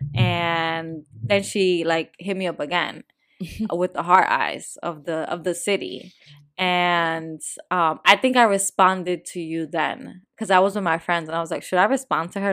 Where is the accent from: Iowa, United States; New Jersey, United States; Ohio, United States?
New Jersey, United States; I'm from North Jersey